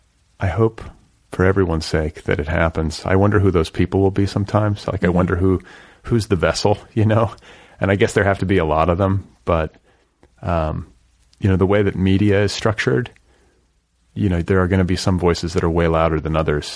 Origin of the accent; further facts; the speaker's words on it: Milwaukee, Wisconsin, United States; And I grew up in Milwaukee, so part of my childhood, so those winters are no joke.